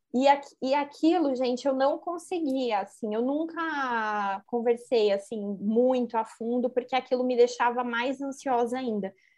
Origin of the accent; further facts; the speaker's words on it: Assis, São Paulo, Brazil; eu sou de Assis